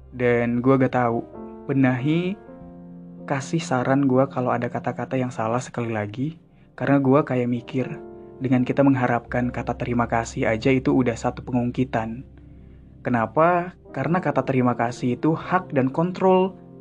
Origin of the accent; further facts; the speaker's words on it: Sunda, Indonesia; gue orang Sunda